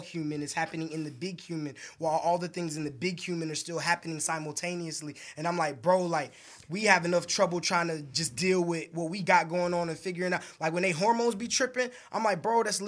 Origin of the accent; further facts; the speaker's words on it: New York City, New York, United States; I'm from Brooklyn and mom's Georgia.